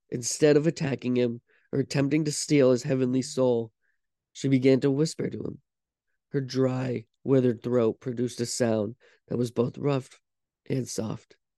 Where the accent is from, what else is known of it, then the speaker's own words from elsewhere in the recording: Vermont, United States; I'm from Vermont